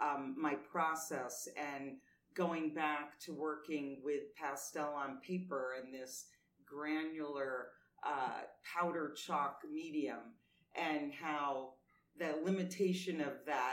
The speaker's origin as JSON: {"language": "English", "town": "New York City", "region": "New York", "country": "United States", "tie": "born or raised there", "moved": "yes", "said": "I grew up in New York City"}